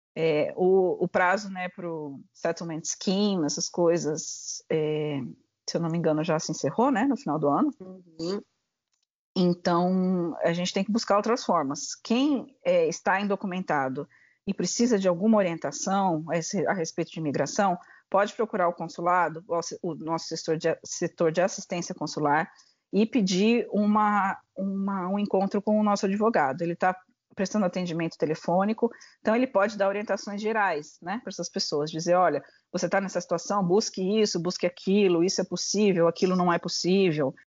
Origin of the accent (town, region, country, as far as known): Brazil; now in United Kingdom